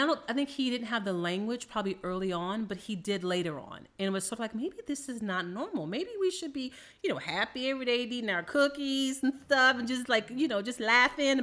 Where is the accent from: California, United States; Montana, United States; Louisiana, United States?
Louisiana, United States; New Orleans; I am from New Orleans, Louisiana